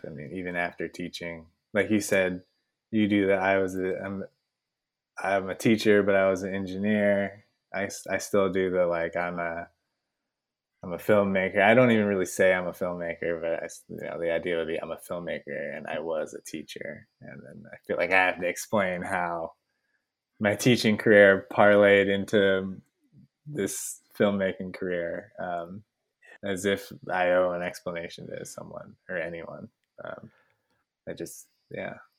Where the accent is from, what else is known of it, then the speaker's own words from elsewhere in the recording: San Francisco, California, United States; I grew up in San Francisco, and my parents grew up in San Francisco